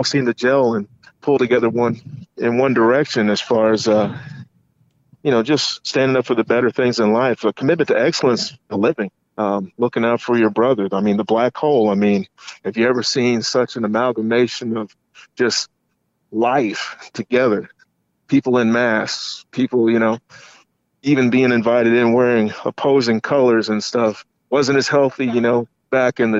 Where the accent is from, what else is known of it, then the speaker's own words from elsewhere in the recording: Kentucky, United States; my home state and neighboring city of Louisville